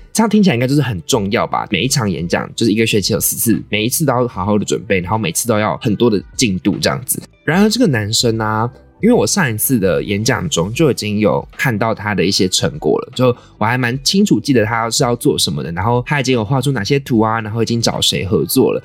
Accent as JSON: {"language": "Chinese", "country": "Taiwan", "tie": "born or raised there", "accent": "Taiwanese accent", "said": "我就是一个从小在台湾长大，看各种台湾娱乐节目，充满着浓浓台湾腔的台湾人"}